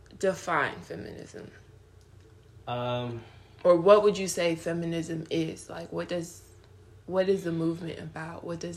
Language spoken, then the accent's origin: English; Nigeria; born there; We both are Nigerian. I was born in Nigeria.